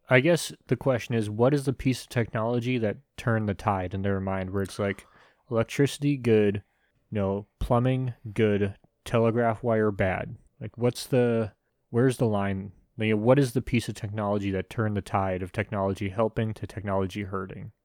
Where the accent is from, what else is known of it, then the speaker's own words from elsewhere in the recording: United States; I'm an American